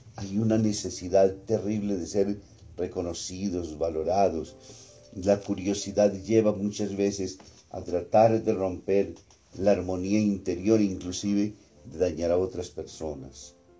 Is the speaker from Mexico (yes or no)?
no; Colombia; nosotros como colombianos